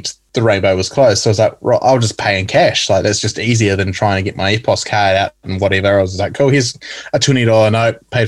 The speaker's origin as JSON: {"language": "English", "region": "North Island", "country": "New Zealand", "tie": "born or raised there", "said": "someone like me who's born and bred in the North Island"}